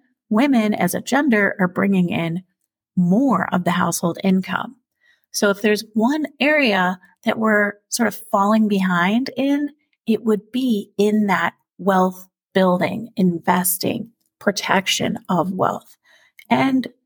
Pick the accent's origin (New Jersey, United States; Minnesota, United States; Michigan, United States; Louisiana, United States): New Jersey, United States; moved away; I'm also originally from the East Coast, New Jersey, and family in New York